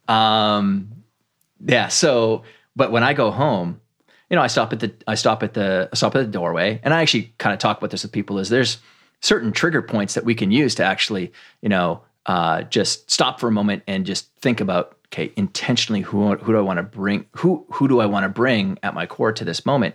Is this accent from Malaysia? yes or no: no; Canada; I grew up in Canada